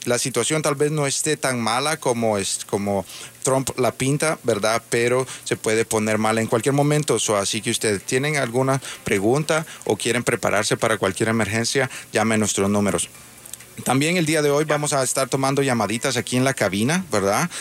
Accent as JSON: {"language": "Spanish", "country": "Honduras", "moved": "yes", "lives_now": "United States", "said": "Yo soy también hondureño, hondureño americano"}